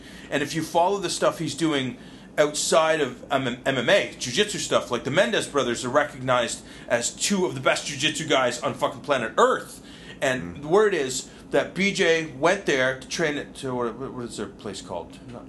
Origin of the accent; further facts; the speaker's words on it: Trinidad & Tobago; I'm Trinidadian.